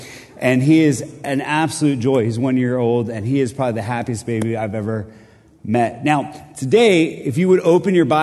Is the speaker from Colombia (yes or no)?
yes; Colombia; now in Middle Tennessee, United States; I'm from Columbia, South America.